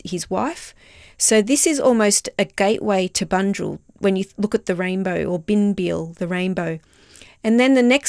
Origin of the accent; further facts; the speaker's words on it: Wurundjeri Willam, Victoria, Australia; I'm part of the Wurundjeri Willam